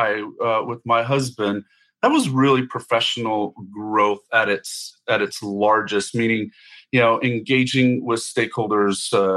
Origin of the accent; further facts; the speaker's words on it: New Mexico, United States; moved away; I grew up in New Mexico from a small little town along the Rio Grande